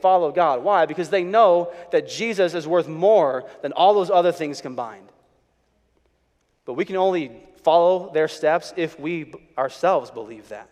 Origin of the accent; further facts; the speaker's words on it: Chicago, Illinois, United States; I was growing up in Chicago. My dad was a pastor